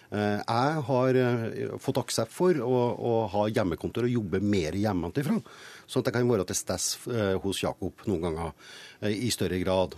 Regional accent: Trøndelag, Norway; som trønder

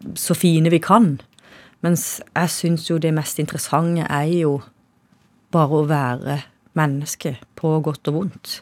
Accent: Kristiansand, Agder, Norway; det er kanskje der jeg vokste opp.

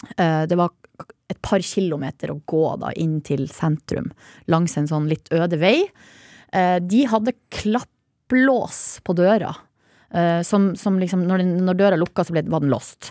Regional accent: Hamarøy, Nordland, Norway; Jeg er jo fra Hamarøy, der får vi ikke opplæring i det. Ikke, da, ikke på 80-tallet da jeg vokste opp

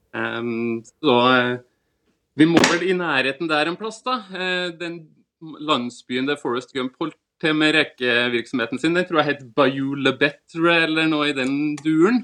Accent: Levanger, Trøndelag, Norway; accent: Trøndersk; now in Asker, Norway; Men jeg er jo egentlig trønder

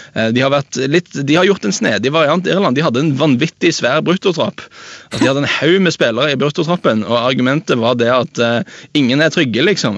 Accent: Jæren, Rogaland, Norway; Jeg er fra, fra Jæren

